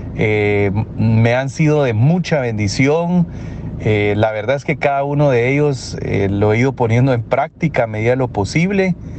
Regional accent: Guatemala; moved away as an adult; now in Mexico; soy guatemalteco, pero por razones laborales estoy viviendo en México

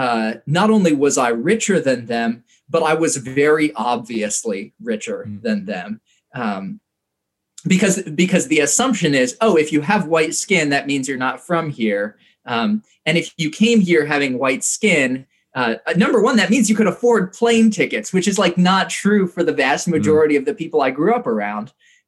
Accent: Indonesia; I think one of the things that was very shaped by my experience growing up in Indonesia was the way that I thought about wealth.

